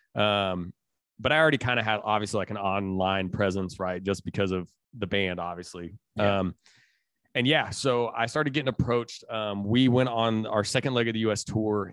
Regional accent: Indiana, United States; I'm from Indiana, I'm straight out of the Midwest.

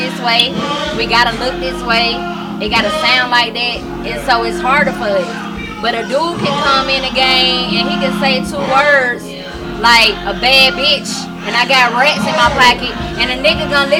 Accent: Atlanta, Georgia, United States; I'm from right here. I'm from Atlanta, Georgia, Zone 6. Yeah. Gresham Road, Rockcliffe Road.

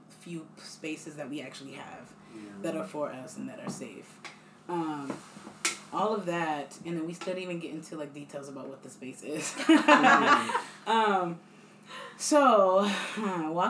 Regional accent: East Hampton, United States; I was born and raised in East Hampton

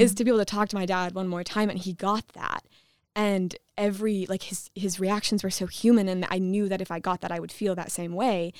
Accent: Michigan, United States; I'm from Michigan

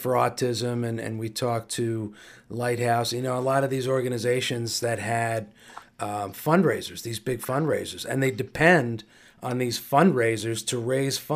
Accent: Hawthorne, New Jersey, United States; I'm from Hawthorne, the same town as the Caballeros

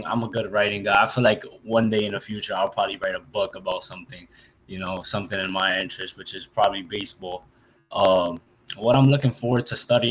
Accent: New York, United States; I'm from New York

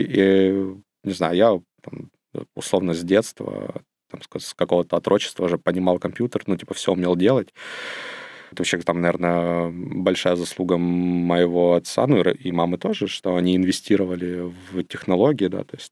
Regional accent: Ukraine; я родился и вырос в Волчевске. Это не очень большой город, э, недалеко от Ростова, но это в Украине

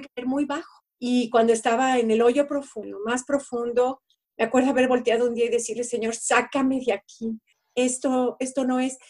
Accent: Celaya, Guanajuato, Mexico; also born or lived in Mexico City; now in Eugene, United States; llegamos a vivir a Celaya. Y fue donde crecí en Celaya, Guanajuato

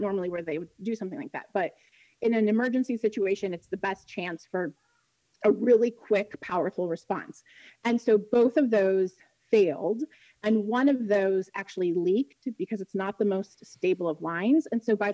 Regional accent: Central Illinois, United States; Central Illinois, which is where I'm from. It's where I was born and raised, where we live now

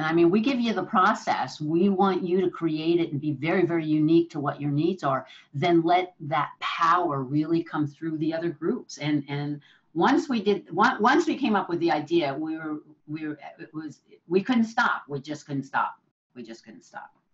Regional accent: New Jersey, United States; now in San Francisco, United States; I'm I'm originally from New Jersey

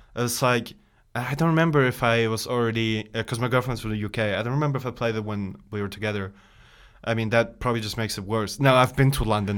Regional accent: Bosnia & Herzegovina; moved away; I'm originally from Bosnia Herzegovina

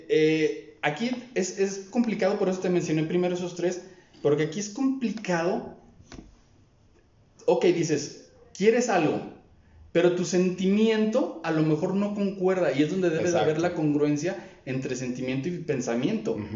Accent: Durango, Mexico; regreso aquí a Durango, a mi tierra natal

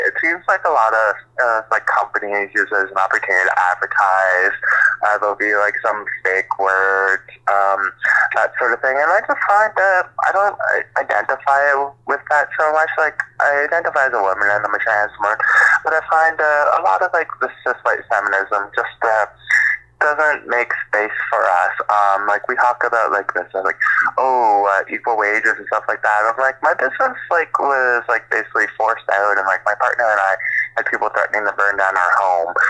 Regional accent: Toronto, Ontario, Canada; moved away; also born or lived in Montreal / Val-David; I'm from Toronto

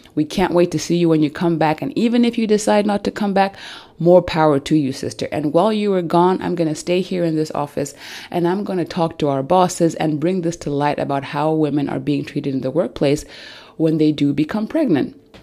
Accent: Zambia; now in Germany; I come from Zambia, but I live in Germany, and I do not have my family and my extended family here with me

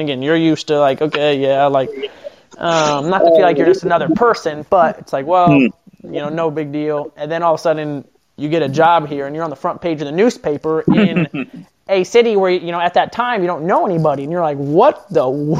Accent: Pettisville, Ohio, United States; now in Findlay, United States; being from Pettisville.

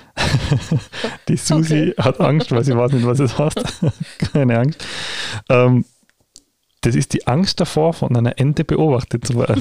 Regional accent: Tyrol, Austria; bei uns in Tirol

